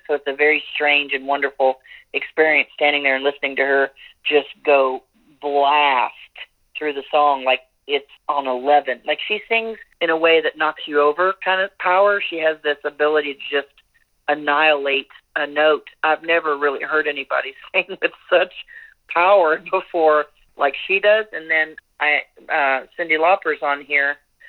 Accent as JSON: {"language": "English", "region": "California", "country": "United States", "tie": "born or raised there", "also_born_or_lived": "Kentucky / Texas", "said": "I was born in Kentucky, but I was raised in California. I've lived in Texas."}